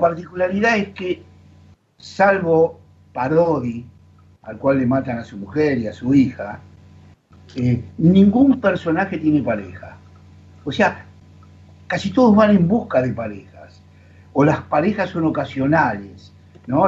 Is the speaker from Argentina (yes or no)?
yes; Argentina; como argentinos